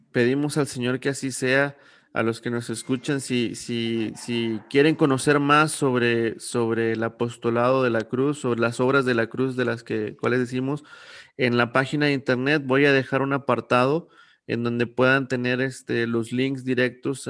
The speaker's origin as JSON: {"language": "Spanish", "town": "Saltillo", "region": "Coahuila", "country": "Mexico", "moved": "yes", "lives_now": "San Luis Potosí, Mexico", "said": "yo vengo de Saltillo"}